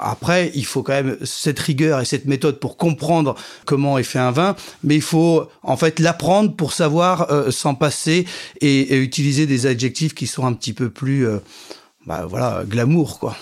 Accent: Champagne, near Vertus, Côte des Blancs, Grand Est, France; j'ai grandi en Champagne, euh, dans un petit village à côté de Vertu, dans la Côte des Blancs

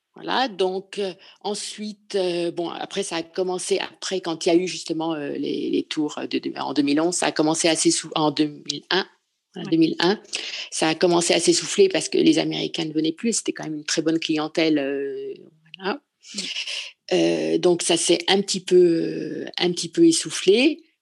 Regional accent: Paris, Île-de-France, France; moved away as an adult; now in Provence, France; je suis parisienne. Je suis une vraie Parisienne, mais je vis dans un petit village de Provence

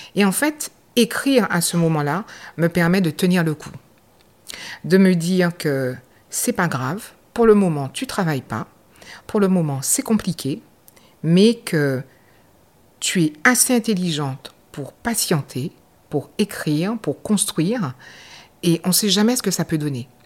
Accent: Basse-Terre, Guadeloupe; moved away as an adult; je suis de la Guadeloupe, je suis de la ville de Bastère

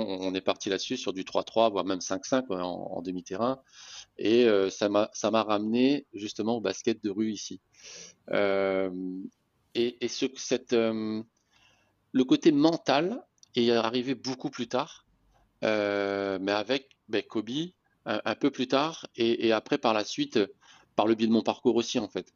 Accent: Réunion; moved away as an adult; also born or lived in Metropolitan France; je suis né à La Réunion, j'ai joué au handball à La Réunion

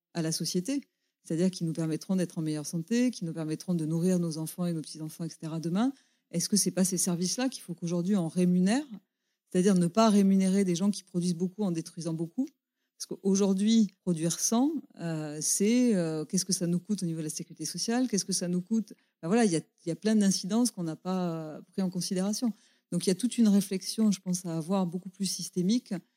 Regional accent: Gers, Occitania, France; je me souviens dans mon enfance dans le Gers, euh, être fils de paysan

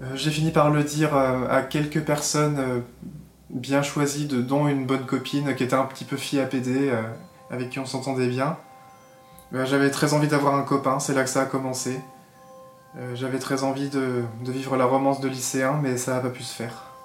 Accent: Alsace, Alsatian Vosges, Grand Est, France; also born or lived in Troyes; j'ai grandi en Alsace, dans un village de montagne, dans un village de quelques centaines d'habitants, dans les Vosges alsaciennes.

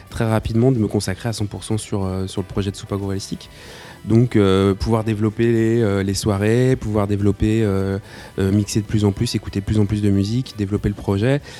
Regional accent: Nantes, Pays de la Loire, France; moved away as an adult; also born or lived in Lyon; now in Lille, France; je viens de Nantes, j'ai grandi là-bas euh, jusqu'à mes 18 ans, puis après je suis parti pour, euh, pour mes études et puis après le, travail.

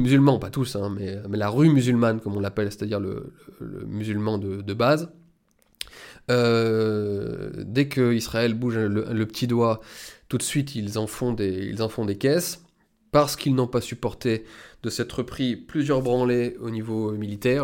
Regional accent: France; en tant qu'Européen, en tant que, en tant que Français

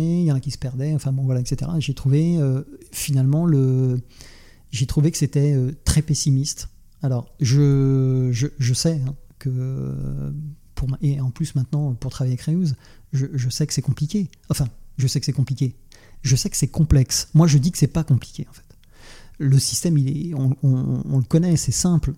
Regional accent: Nantes, Pays de la Loire, France; je suis nantais

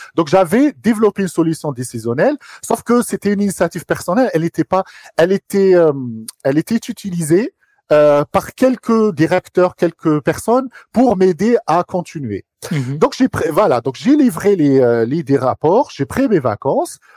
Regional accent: Algiers, Algiers Province, Algeria; moved away as an adult; now in France; j'ai grandi à Alger. Ok. Euh, je suis d'originaire d'Alger

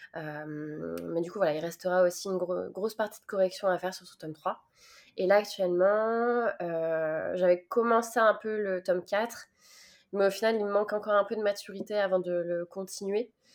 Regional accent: Nantes, Pays de la Loire, France; je suis nantaise

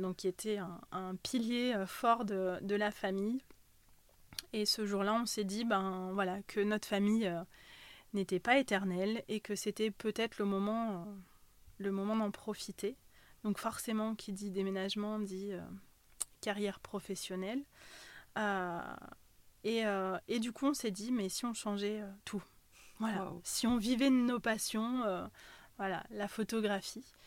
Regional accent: Ussel, Nouvelle-Aquitaine, France; also born or lived in Haute-Savoie; je suis née en Corrèze, de parents corréziens. Voilà, j'ai vécu euh, une grande partie de, ma vie euh, sur Ussel

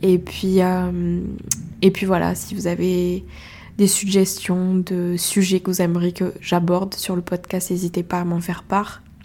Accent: Ariège, Occitania, France; accent: Ariégeois; J'ai pris mon petit accent ariégeois

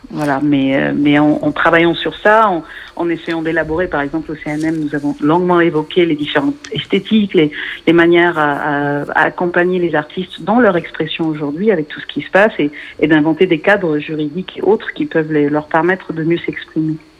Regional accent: Lebanon; je suis libanaise, euh, née au Liban

